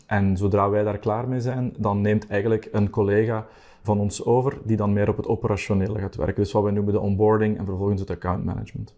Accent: Belgium

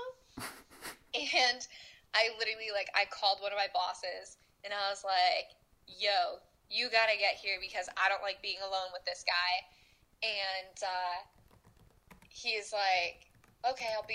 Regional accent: New York, United States; I'm from New York

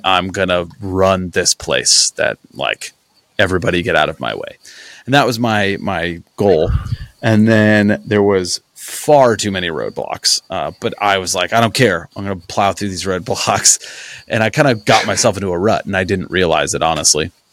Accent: Brimfield, Illinois, United States; also born or lived in Kickapoo, Illinois / Peoria, Illinois; I grew up in a small farm town called Brimfields where I went to high school

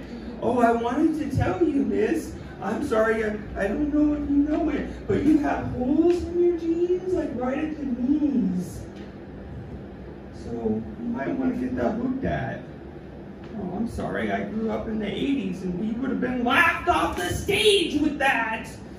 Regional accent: San Diego, California, United States; Yeah, I'm from San Diego, you know, like, as a comic, you find yourself on the road a lot.

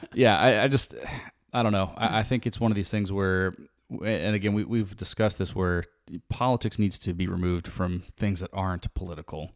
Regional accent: United States; being an American

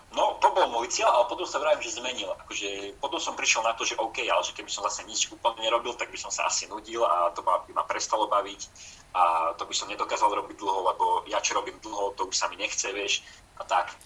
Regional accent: Slovakia; moved away as an adult; now in Trnava, Slovakia; u nás v Tatrach

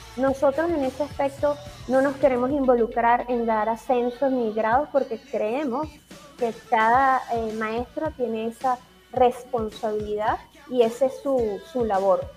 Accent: Venezuela; como venezolanos

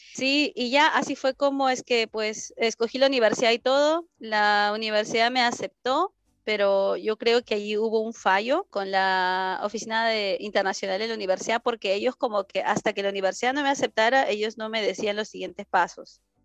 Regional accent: Lima, Peru; moved away as an adult; now in Germany; soy de Perú

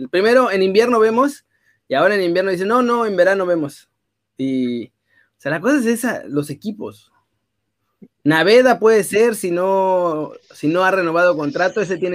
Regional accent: northern Mexico, Mexico; accent: norteño; mi familia está en Saltillo, pero, o sea, yo tengo raíces de allá, mi acento original es norteño

